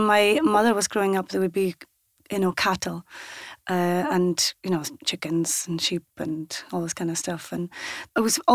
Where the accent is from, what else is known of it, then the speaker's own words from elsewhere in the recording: South Uist, Scotland, United Kingdom; first language Scottish Gaelic; English is a second language; born and brought up on South Uist.